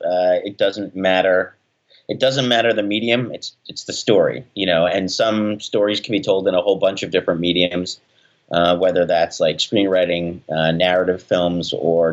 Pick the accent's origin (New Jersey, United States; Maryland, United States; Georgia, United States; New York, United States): New York, United States; Staten Island; I guess I was always told that my hometown was so idyllic, you know